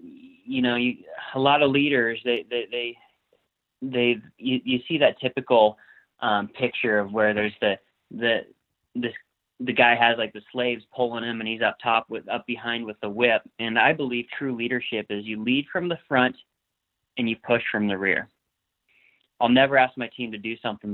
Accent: Conway, Washington, United States; I'm from Conway, Washington

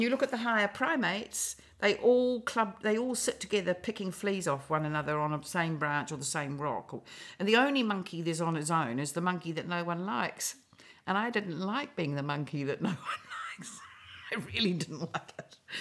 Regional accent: New Zealand; also born or lived in Australia; I am a New Zealander, absolutely to my toenails, but I lived in Australia in my twenties

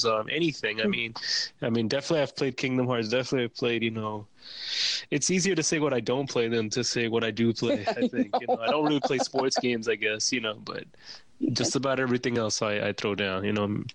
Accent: New York City, New York, United States; also born or lived in Japan; I grew born and raised in Brooklyn

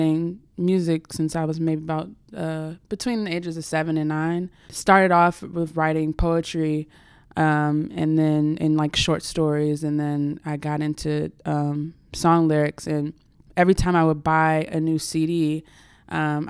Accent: Accokeek, Maryland, United States; I grew up in Accokeek, Maryland

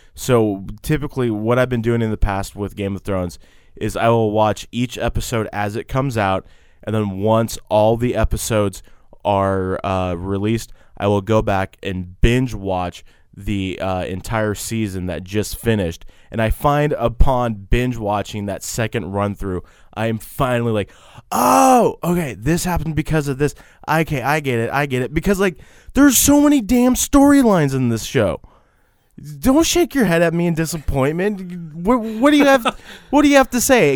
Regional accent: Texas, United States; we're from Texas

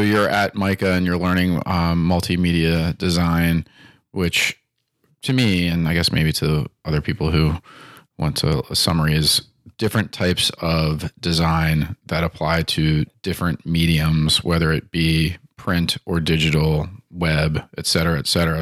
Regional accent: Timonium, Maryland, United States; I grew up in Timoni and Maryland

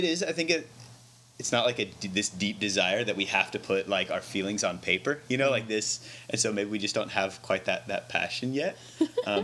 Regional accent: Branson, Missouri, United States; moved away as an adult; also born or lived in Sydney, Australia; now in Palatka, United States; growing up in Branson

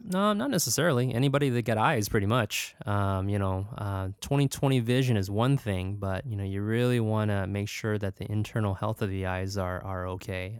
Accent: Stockton, California, United States; also born or lived in Davis, California / New York; growing up in Stockton and went to Davis

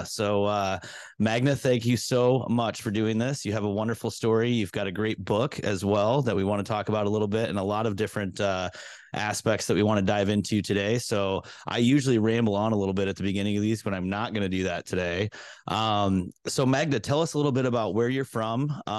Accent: Iowa, United States; I grew up and went to school in Iowa where it's very low population density and it's very, what's the word I want to look for? There's not a lot of culture. Where I come from, right?

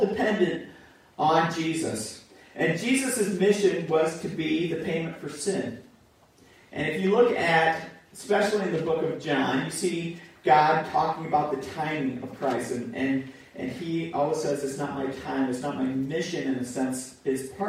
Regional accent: United States; we grew up in America

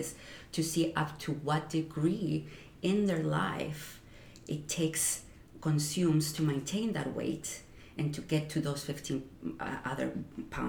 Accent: Mexico; moved away as an adult; also born or lived in Ciudad Juarez, Chihuahua, Mexico; now in New York, United States; growing up in Mexico

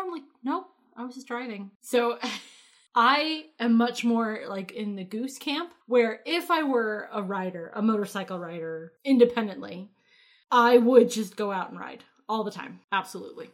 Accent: Connecticut, United States; in my hometown

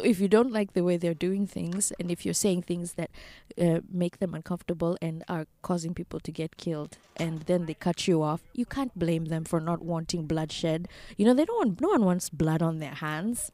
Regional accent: Kenya; moved away as an adult; now in United States; as a Kenyan

